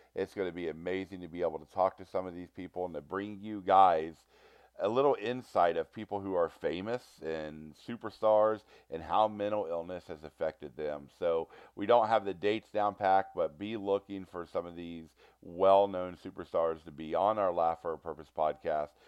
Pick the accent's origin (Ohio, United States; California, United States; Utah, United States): Ohio, United States; Cincinnati; I am from Cincinnati, Ohio